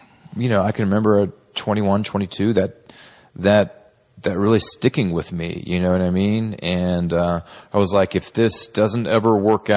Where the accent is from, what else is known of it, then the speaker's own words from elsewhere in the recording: Texas, United States; a young male growing up in Texas